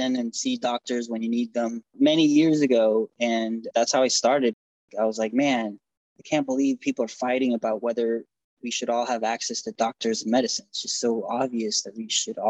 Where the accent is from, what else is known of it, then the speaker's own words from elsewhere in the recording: Houston, Texas, United States; also born or lived in Argentina; now in Washington, D.C., United States; My family moved to Houston, Texas, and I've been in DC now for 17 years